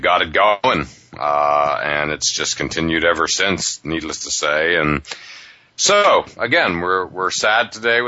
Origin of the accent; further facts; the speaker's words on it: Pittsburgh, Pennsylvania, United States; I grew up in Pittsburgh.